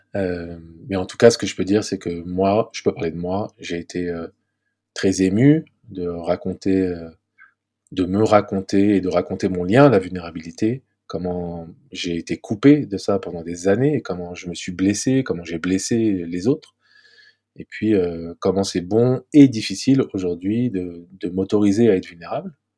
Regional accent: Paris, Île-de-France, France; je vis à Paris, j'ai grandi à Paris

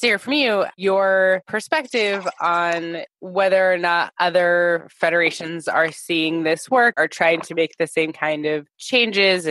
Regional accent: United States; I'm an American Jew.

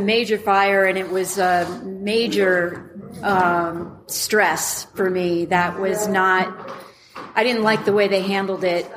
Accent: Westfield, New Jersey, United States; moved away as an adult; also born or lived in Elizabeth, New Jersey / New York City; now in Colorado, United States; when I grew up in New Jersey, in Westfield, New Jersey

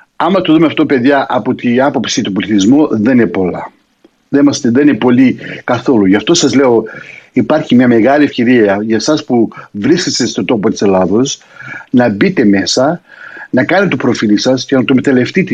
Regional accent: Australia; also born or lived in Greece; είμαι στην πατρίδα μου εδώ στην Αυστραλία

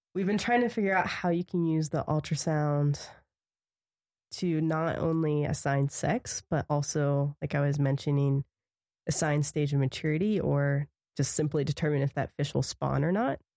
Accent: Punxsutawney, Pennsylvania, United States; moved away as an adult; now in Montana, United States; I'm originally from Pennsylvania. I grew up in Punxsutawney

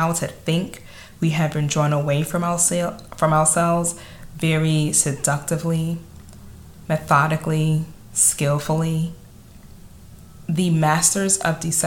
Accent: New York City, New York, United States; accent: Staten Island; my Staten Island accent

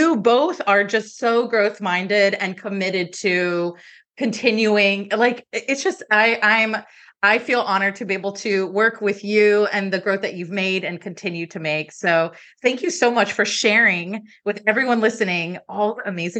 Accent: Miami, Florida, United States; moved away as an adult; also born or lived in Connecticut / Atlanta; I grew up in Miami

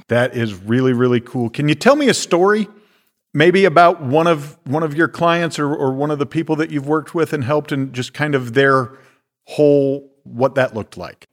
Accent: Iowa, United States; moved away; when I was a teenager growing up in Iowa

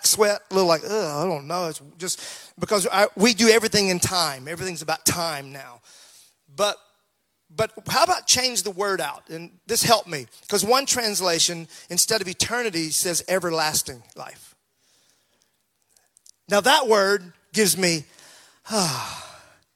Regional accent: Mississippi, United States; growing up in Mississippi, those hot, hot summer days

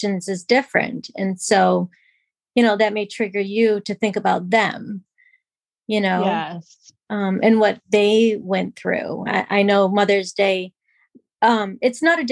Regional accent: New York, United States; moved away as an adult; now in Massachusetts, United States; I grew up in New York and I now live in Massachusetts

